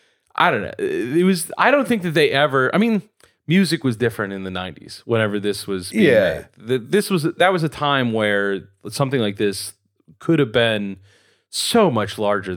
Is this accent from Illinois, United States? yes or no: yes; Chicago, Illinois, United States; And I would feel like, I'm from Chicago. I was born there.